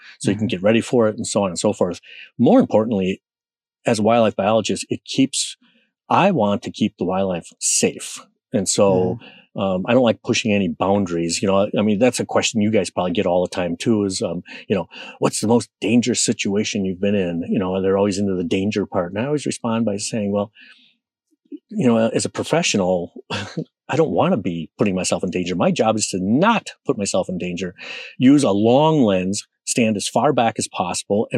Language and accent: English; Minnesota, United States; I'm from Minnesota, you know, it's darn cold